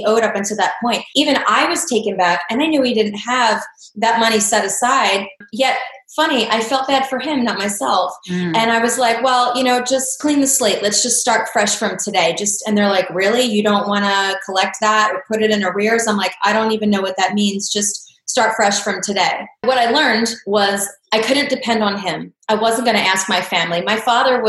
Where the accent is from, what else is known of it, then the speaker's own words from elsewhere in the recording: Pennsylvania, United States; moved away as an adult; also born or lived in Florida; I grew up here in Pennsylvania